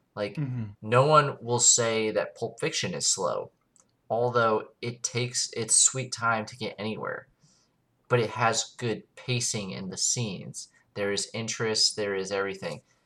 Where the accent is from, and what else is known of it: United States